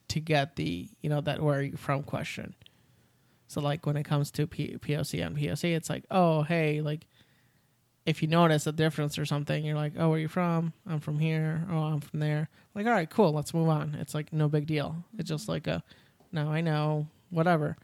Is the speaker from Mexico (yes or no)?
yes; Mexico; I'm Mexican. I'm from Mexico